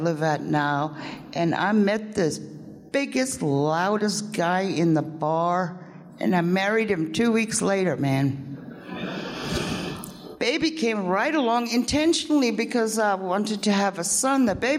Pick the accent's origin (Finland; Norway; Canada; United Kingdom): United Kingdom; England; born there; I was born in England. It all started in 1962.